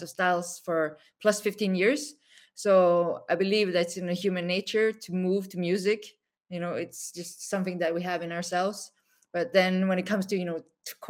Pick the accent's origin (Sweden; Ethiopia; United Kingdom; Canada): Sweden; moved away as an adult; also born or lived in South Korea / New York; I was exported to Sweden, imported by Swedish parents, grew up, you know, as a, you know, as an Asian person in Sweden